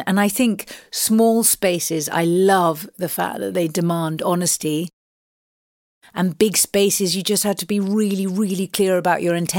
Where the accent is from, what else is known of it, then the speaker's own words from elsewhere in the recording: London, United Kingdom; And I mean, I grew up in Southeast London, and so I'm sure I've said this before, but you know, it's a real mecca to me.